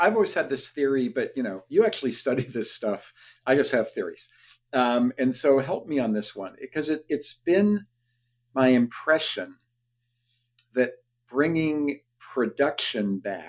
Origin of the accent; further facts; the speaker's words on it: Youngstown, Ohio, United States; I grew up in Youngstown, Ohio, where the steel mill, you know, employed 4,000 people per shift, or GM Lordstown, you know, employed 35,000 people when I was a kid.